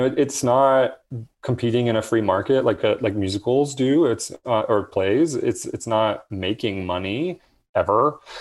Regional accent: Atlanta, Georgia, United States; I grew up in Atlanta

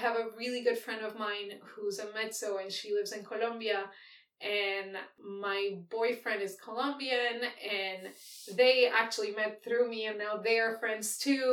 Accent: Argentina; moved away; I grew up in Argentina

